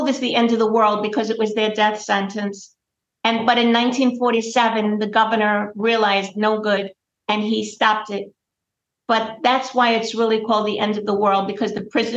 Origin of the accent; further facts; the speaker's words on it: New York City, New York, United States; When I was growing up in Brooklyn